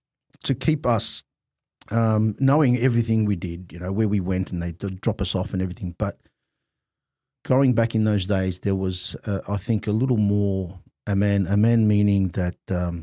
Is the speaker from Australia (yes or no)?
yes; Australia; I think we grew up, alhamdulillah, with the Islam printed in our hearts.